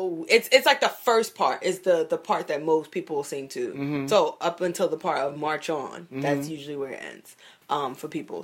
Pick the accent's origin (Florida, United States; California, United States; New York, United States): New York, United States; New York City; I grew up in Bed-Stuy, so I went to some black-ass schools.